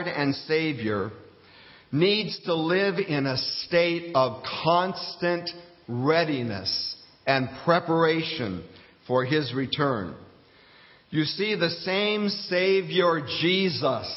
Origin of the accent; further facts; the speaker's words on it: Fairbanks, Alaska, United States; moved away as an adult; also born or lived in Coral Gables, Florida; my hometown of Fairbanks, Alaska